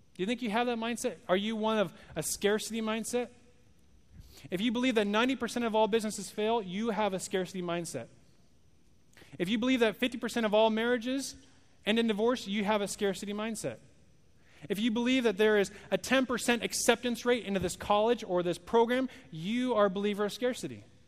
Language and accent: English; Oregon, United States; moved away; I'm not from here, I'm from Oregon.